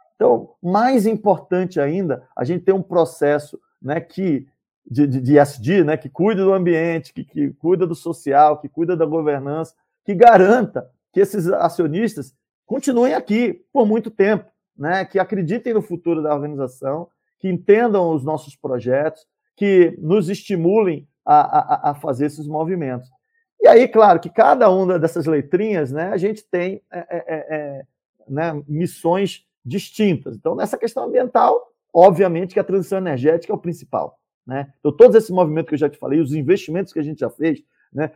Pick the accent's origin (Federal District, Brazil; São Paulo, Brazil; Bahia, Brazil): Bahia, Brazil; Salvador; moved away; nasci e fui criado em Salvador